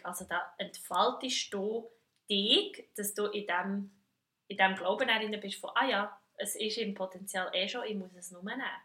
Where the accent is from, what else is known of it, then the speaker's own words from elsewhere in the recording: Switzerland; ich als Schweizerin